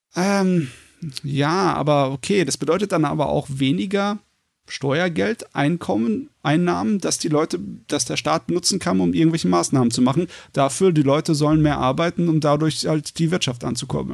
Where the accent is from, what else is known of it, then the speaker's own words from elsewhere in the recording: Germany; bei uns in Deutschland